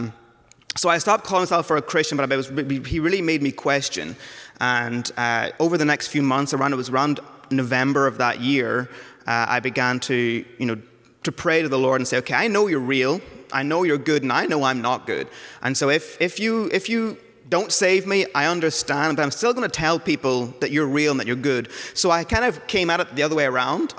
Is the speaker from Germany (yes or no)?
no; Northern Ireland, United Kingdom; moved away; I grew up in Northern Ireland, so not from around here